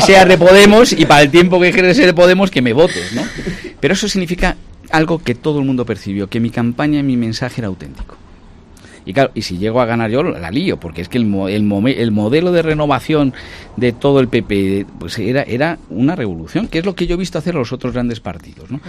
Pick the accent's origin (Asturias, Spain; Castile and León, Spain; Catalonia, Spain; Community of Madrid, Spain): Castile and León, Spain; Ávila; moved away as an adult; also born or lived in United Kingdom; yo soy medio inglés, porque me he pasado toda mi infancia, los veranos allí. Hablo inglés, mi tesis doctoral es de un inglés, tengo una cantidad de amigos ingleses tremendas y eso me lo permite el ser de Ávila. Yo nunca he perdido mis raíces